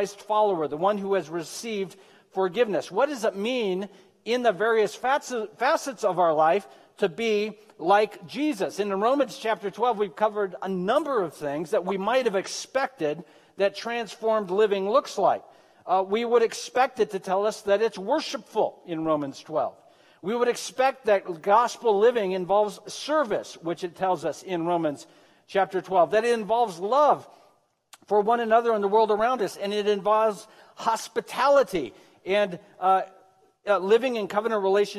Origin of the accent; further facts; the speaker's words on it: Medford, Oregon, United States; I was born and raised in Southern Oregon. I don't know if you know that or not. I grew up in Medford